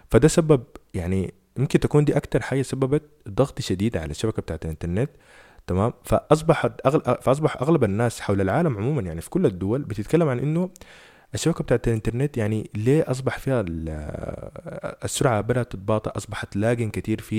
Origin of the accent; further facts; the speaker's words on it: Sudan; احنا مثلا عندنا في السودان سرعة النت هي اصلا للاسف الشديد